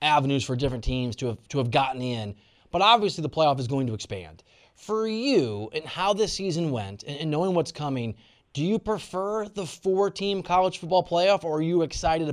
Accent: Iowa, United States; also born or lived in Missouri; I'm from Iowa, and my family are Hawkeye fans.

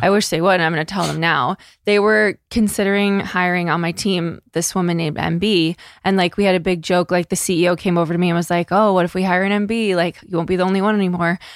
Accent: Northeast, United States; We're from the Northeast

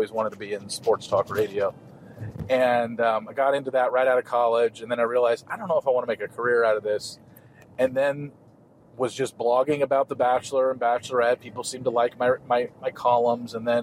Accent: Southern California, United States; moved away; I grew up in Southern California

